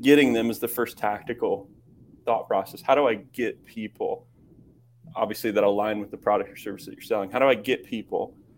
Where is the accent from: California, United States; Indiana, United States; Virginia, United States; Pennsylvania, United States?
Indiana, United States; Kokomo; moved away as an adult; I grew up in the Midwest in Kokomo, Indiana